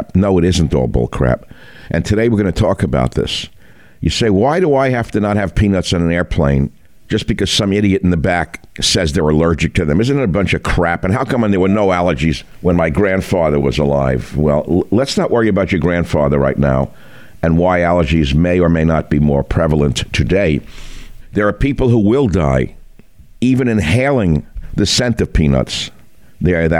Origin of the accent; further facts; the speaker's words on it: San Francisco, California, United States; my hometown